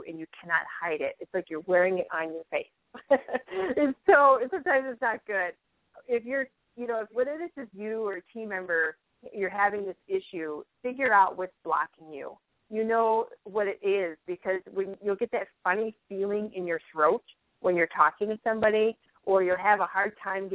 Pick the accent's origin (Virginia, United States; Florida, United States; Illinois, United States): Illinois, United States; Chicago; accent: Chicago; now in Fargo, United States; I'm not totally up on my Fargo accent yet. I still get some Chicago in there